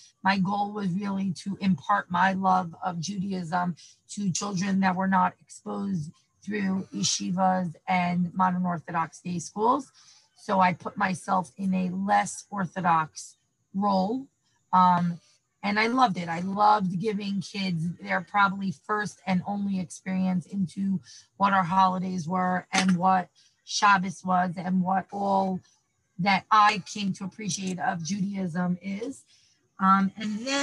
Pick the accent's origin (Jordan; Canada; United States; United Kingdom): United States; New York City, New York; also born or lived in Israel; I grew up in Manhattan